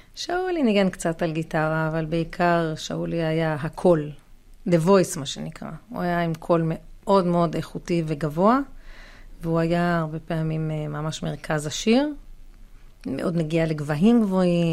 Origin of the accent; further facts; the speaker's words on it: Ra'anana, Central District, Israel; אנחנו מרעננה